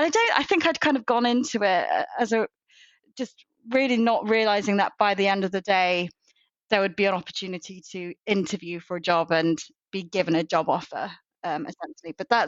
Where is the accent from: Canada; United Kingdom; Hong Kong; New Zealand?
United Kingdom; moved away as an adult; also born or lived in Birmingham / London; now in Bristol, United Kingdom; I grew up in Birmingham and London